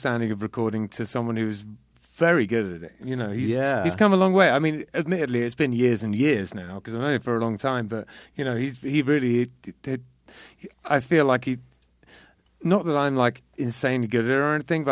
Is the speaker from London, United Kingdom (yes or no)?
yes; London, United Kingdom; I was born in London